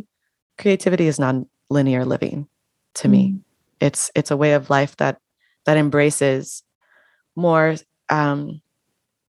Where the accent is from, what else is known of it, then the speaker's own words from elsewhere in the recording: United States; also born or lived in Panama; I was born and raised in the United States